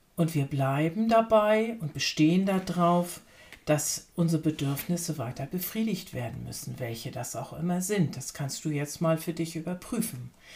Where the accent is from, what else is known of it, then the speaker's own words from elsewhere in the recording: Lübeck, Schleswig-Holstein, Germany; als gebürtige Hanseatin, Lübeckerin